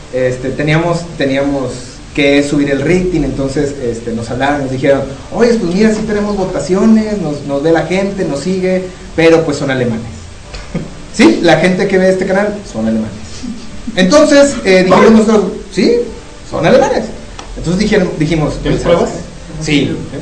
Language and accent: Spanish; Mexico; En México, eh, nosotros